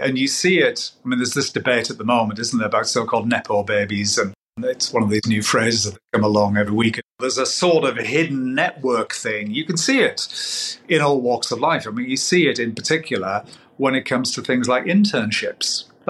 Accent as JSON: {"language": "English", "region": "North East England", "country": "United Kingdom", "said": "I'm a Geordie, but my friends in Geordie land say that I'm the poshest Geordie that they know."}